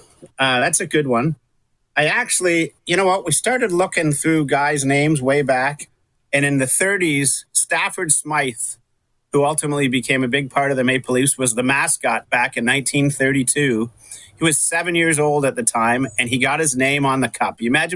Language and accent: English; Russia; there was people from my hometown in Russia